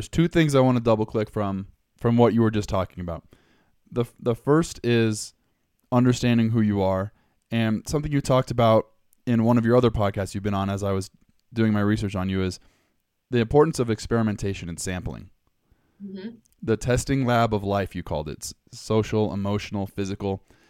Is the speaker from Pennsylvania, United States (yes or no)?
no; Southern California, United States; So that's the house I grew up in. And I grew up in Southern California.